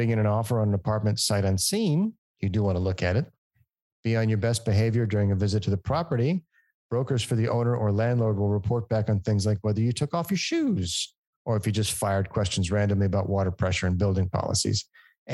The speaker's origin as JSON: {"language": "English", "town": "Phoenix", "region": "Arizona", "country": "United States", "tie": "born or raised there", "said": "Phoenix, my hometown"}